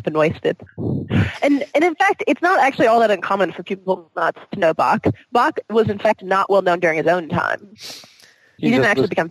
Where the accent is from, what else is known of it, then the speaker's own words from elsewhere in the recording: Michigan, United States; now in Nevada, United States; I'm an outsider. I'm from Michigan.